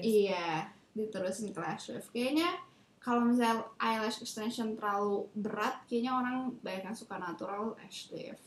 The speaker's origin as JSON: {"language": "Indonesian", "town": "Tangerang", "region": "Banten", "country": "Indonesia", "moved": "as an adult", "lives_now": "Taiwan", "said": "gue dari Tangerang"}